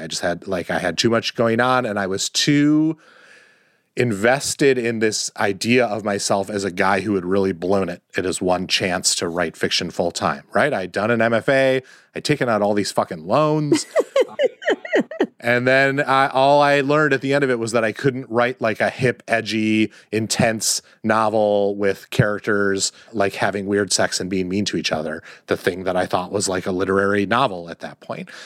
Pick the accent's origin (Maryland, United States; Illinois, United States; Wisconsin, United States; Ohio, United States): Wisconsin, United States; moved away; also born or lived in Washington, D.C. / New York City; grew up in Wisconsin